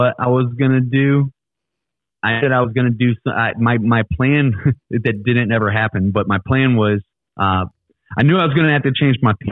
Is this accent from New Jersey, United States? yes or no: no; Ferguson, Missouri, United States; I'm from Ferguson.